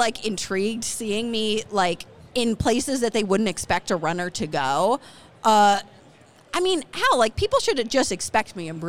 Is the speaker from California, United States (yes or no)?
no; Wisconsin, United States; moved away as an adult; also born or lived in Boston; back in my hometown in Wisconsin